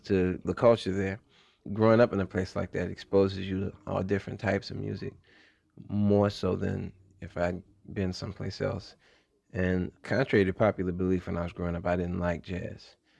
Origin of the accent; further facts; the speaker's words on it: New Orleans, Louisiana, United States; Growing up in New Orleans is unique.